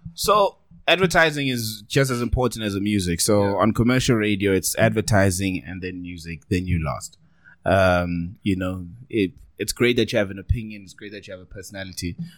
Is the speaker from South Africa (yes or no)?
yes; South Africa; accent: South African